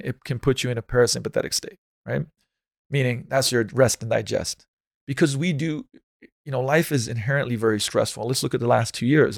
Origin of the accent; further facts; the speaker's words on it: Slovenia; moved away as an adult; now in United States; I come from Slovenia, it's like, in this winter, there's a lot of snow